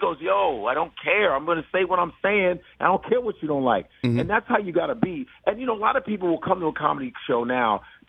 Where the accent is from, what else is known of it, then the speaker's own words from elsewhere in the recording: Chicago, Illinois, United States; growing up in Chicago